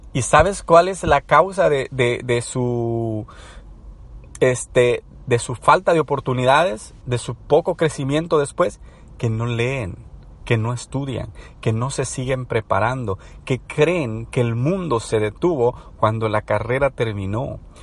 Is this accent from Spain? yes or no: no; El Salvador